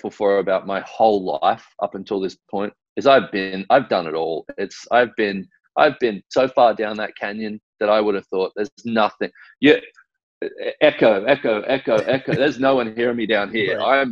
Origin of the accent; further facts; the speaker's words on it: Australia; growing up in Australia